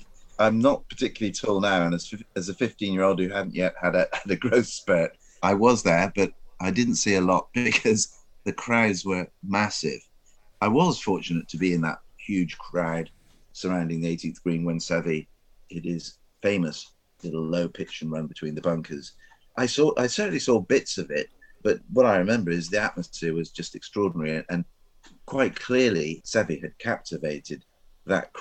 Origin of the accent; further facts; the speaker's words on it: Exeter, South West England, United Kingdom; I was brought up in Exeter